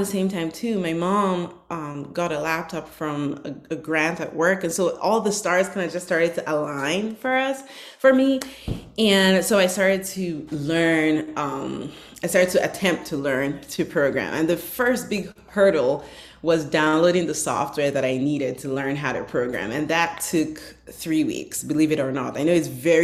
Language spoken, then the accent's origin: English; Northern Nigeria, Nigeria; now in United States; I grew up in northern Nigeria